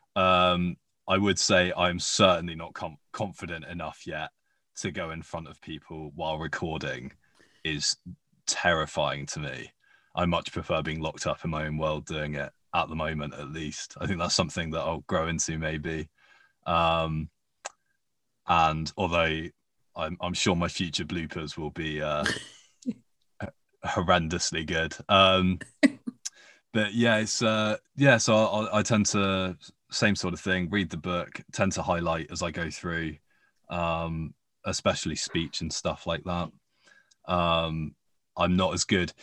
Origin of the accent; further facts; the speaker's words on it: United Kingdom; accent: posh; B B C Radio Four in the U K was what I grew up listening to, and it's really where I got my accent from